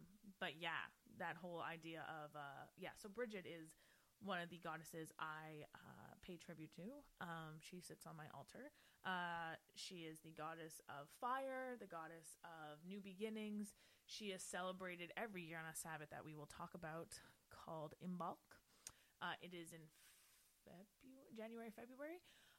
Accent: Ireland; I am the Irish, and I can't remember if it's St. Patrick or someone.

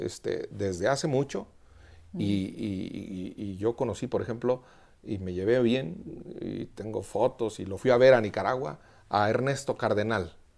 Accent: Quiroga, Michoacán, Mexico; also born or lived in Madrid, Spain; now in Mexico City, Mexico; en mi pueblo, en Quiroga, Michoacán

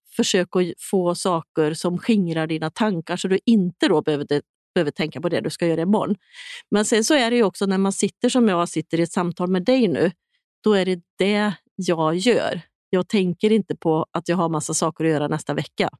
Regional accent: Sweden; som svensk

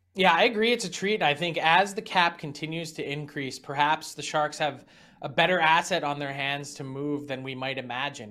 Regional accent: Philadelphia, Pennsylvania, United States; moved away; in my hometown

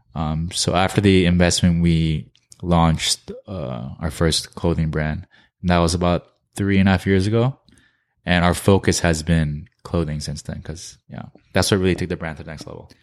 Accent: New Jersey, United States; moved away as an adult; also born or lived in New York / Korea; we're from New Jersey

